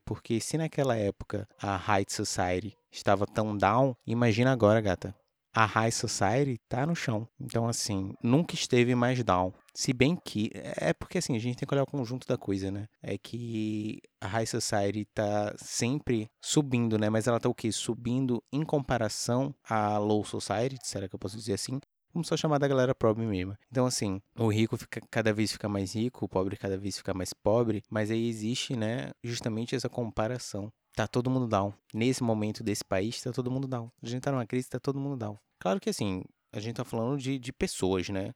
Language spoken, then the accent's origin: Portuguese; Brazil; a gente, enquanto brasileiro